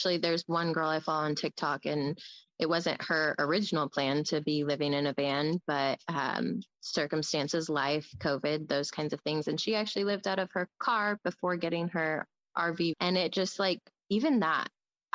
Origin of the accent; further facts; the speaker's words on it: Midwest, United States; Born and raised in the Midwest, but none of my family's from here. Mom's from Brooklyn, New York. Dad from Guyana, South America